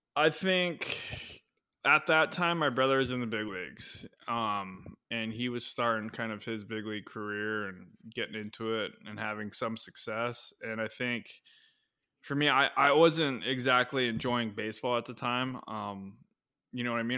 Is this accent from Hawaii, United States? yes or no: yes; Kauai, Hawaii, United States; moved away as an adult; now in Arizona, United States; I grew up on Kauai, which is, um, you know, one of the smaller islands